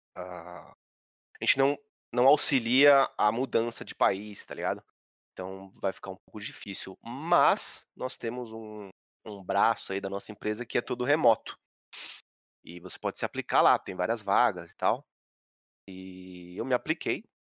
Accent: São Paulo, Brazil; eu sou de São Paulo, que nem você. Sou do Centrão, que é Santa Cecília.

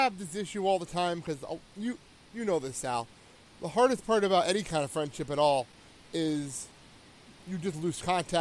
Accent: New Jersey, United States; moved away as an adult; now in Milwaukee, United States; I'm from Jersey to Milwaukee.

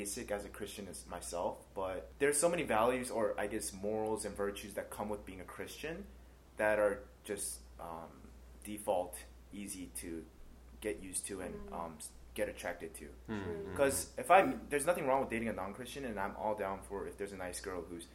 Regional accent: United States; I grew up in the States

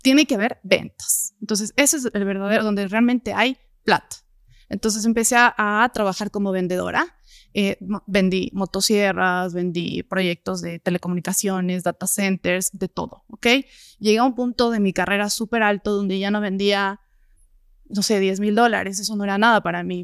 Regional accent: Gualaquiza, Morona Santiago, Ecuador; now in Quito, Ecuador; Yo vengo de Morona, Santiago, de la Amazonía, de Gualaquiza, de un pueblo chiquitito cerca de Loja

